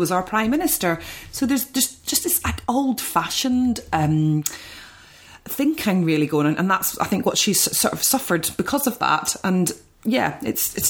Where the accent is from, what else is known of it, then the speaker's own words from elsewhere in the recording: Ireland; being Irish